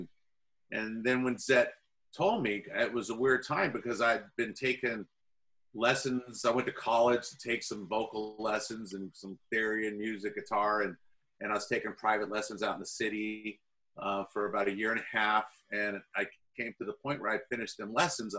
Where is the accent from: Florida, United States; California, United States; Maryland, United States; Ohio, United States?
California, United States; Dublin; I grew up in Dublin, where Zet and Phil grew up, you know, small little town, suburb